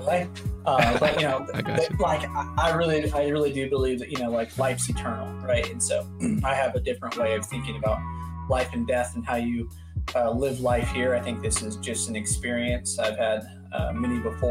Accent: San Francisco, California, United States; I grew up in Northern California, and both my mom's sisters, both my aunts are gay

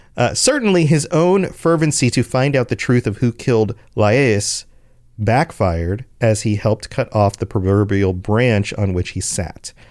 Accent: United States; as an American

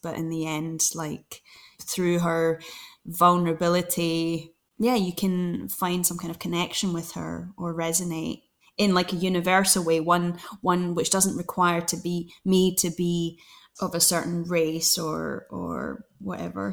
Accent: Glasgow, Scotland, United Kingdom; now in London, United Kingdom; I'm from Glasgow.

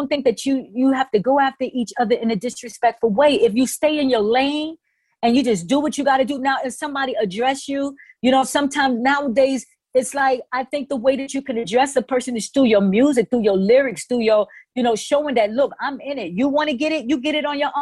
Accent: New York City, New York, United States; I'm from the Bronx.

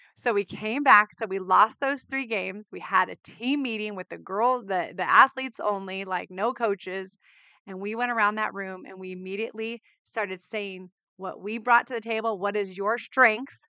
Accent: Southern California, United States; I grew up in Southern California, firstborn

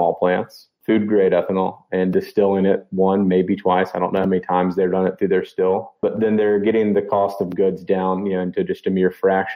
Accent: Memphis, Tennessee, United States; also born or lived in Virginia / Mississippi; born and raised in Memphis

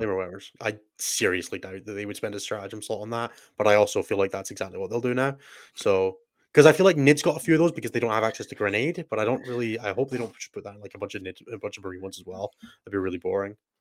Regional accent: Scotland, United Kingdom; also born or lived in Germany; I'm so Scottish

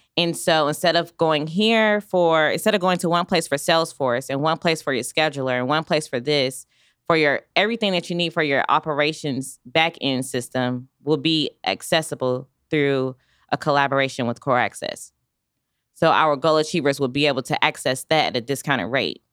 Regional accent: Raleigh, North Carolina, United States; now in Wichita, United States; I come from North Carolina, Raleigh, North Carolina, where it's a major city

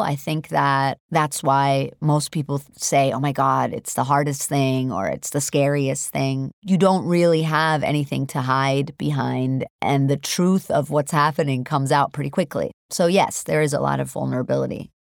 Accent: New York City, New York, United States; born or raised there; English is a second language; also born or lived in Hamburg, Germany

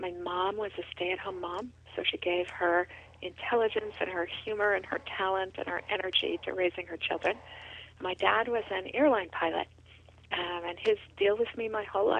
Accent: Sonoma, California, United States; I grew up in Sonoma, California, a wonderful little town in the wine country that's dairies and vineyards and a chief of police who knows every teenager's name.

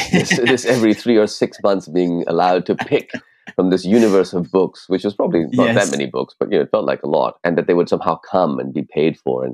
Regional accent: Lahore, Punjab, Pakistan; first language Urdu; English is a second language; also born or lived in California, United States; Well, I was born in Lahore, but I have very little recollection of Lahore because we moved to California, where I lived until I was nine.

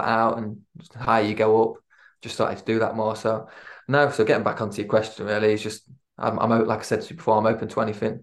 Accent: Lincoln, East Midlands, United Kingdom; born or raised there; moved away; also born or lived in Swansea

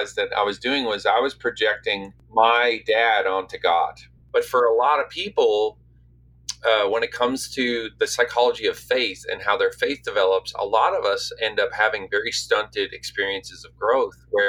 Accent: St. John's, Newfoundland and Labrador, Canada; now in Nashville, United States; Where I grew up in St. John's, you're kind of just out there on the North Atlantic

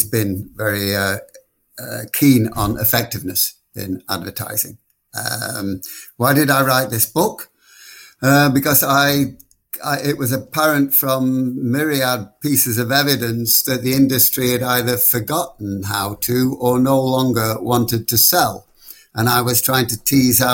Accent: Blackpool, North West England, United Kingdom; moved away; back in my hometown of Blackpool

